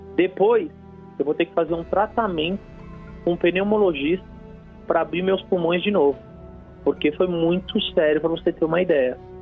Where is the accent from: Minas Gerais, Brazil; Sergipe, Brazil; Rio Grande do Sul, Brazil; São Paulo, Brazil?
São Paulo, Brazil; sou de São Paulo, é, Zona Norte, aqui na, de Santana